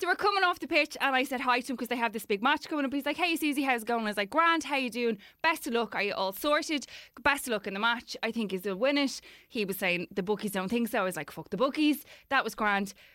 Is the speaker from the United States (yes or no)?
no; Dublin, Leinster, Ireland; born or raised there